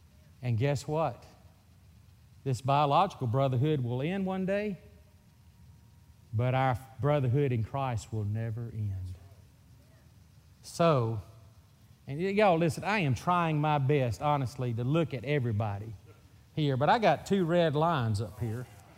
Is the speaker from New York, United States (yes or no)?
no; Mississippi, United States; accent: Mississippi; I'm from Mississippi. You're going to get so used to this Mississippi accent that you're going to say, man, that is a hillbilly from Mississippi.